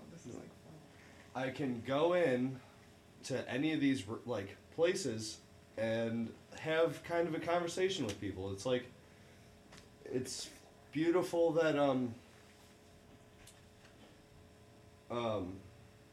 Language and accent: English; Dixon, Illinois, United States; moved away; There's a gas station in my hometown that I was pretty close to my mom's house